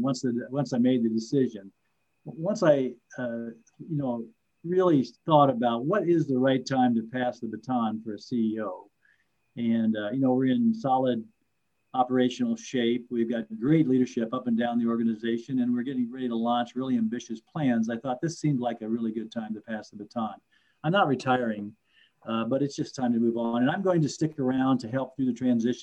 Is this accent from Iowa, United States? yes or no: yes; rural Iowa, United States; moved away as an adult; now in Twin Cities, United States; affordable homes in rural Iowa, which is where I grew up.